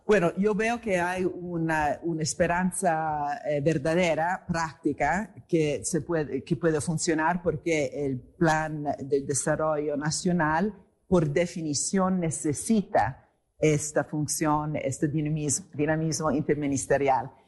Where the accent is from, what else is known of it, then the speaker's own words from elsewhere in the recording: Italy; moved away; also born or lived in England; vengo de Italia